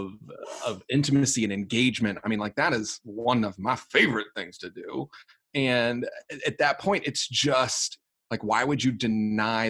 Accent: the South, United States; moved away; I'm originally from the South.

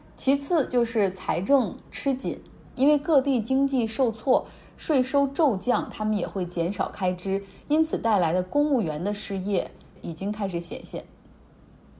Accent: Harbin, Heilongjiang, China; 就像我老家，就黑龙江、哈尔滨

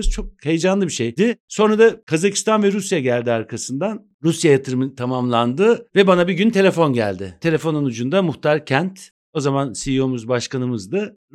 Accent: Istanbul, Turkey; born there; 68 İstanbul doğumluyum. Pertevniyel'de okudum.

